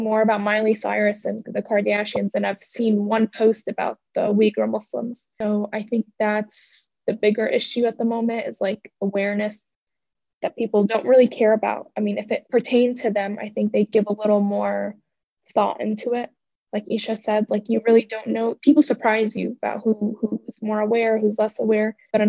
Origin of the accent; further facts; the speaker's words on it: Syria; now in United States; I'm from Syria